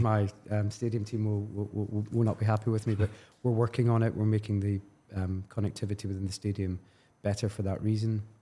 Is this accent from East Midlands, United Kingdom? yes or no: no; Glasgow, Scotland, United Kingdom; I'm from Glasgow